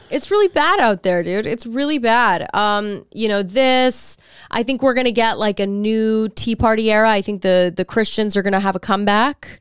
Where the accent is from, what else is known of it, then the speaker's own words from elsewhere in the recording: Texas, United States; I'm from Texas